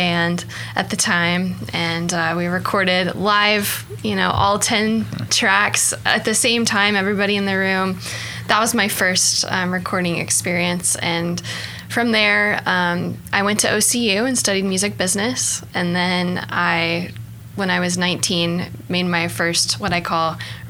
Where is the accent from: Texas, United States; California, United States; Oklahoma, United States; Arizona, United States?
Oklahoma, United States; Norman; I was born and raised in Norman, Oklahoma.